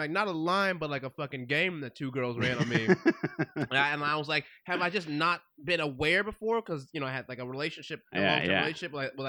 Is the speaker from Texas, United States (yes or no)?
yes; Texas, United States; I'm from Texas.